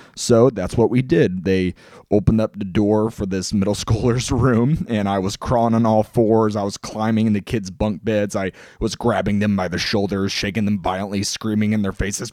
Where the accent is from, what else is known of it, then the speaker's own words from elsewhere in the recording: Mustang, Oklahoma, United States; moved away; also born or lived in Illinois; I grew up in a town called Mustang, Oklahoma.